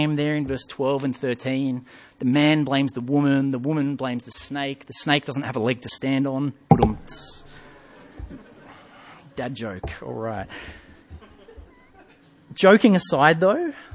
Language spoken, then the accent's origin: English; England, United Kingdom; moved away; When I was young, I grew up in England